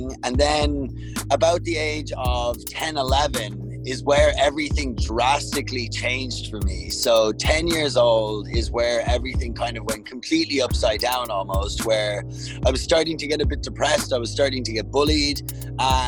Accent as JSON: {"language": "English", "town": "Dublin", "region": "Leinster", "country": "Ireland", "tie": "born or raised there", "also_born_or_lived": "Russia / Toronto, Canada / Hamilton, Canada", "moved": "yes", "lives_now": "Canada", "said": "I actually grew up in Dublin, Ireland."}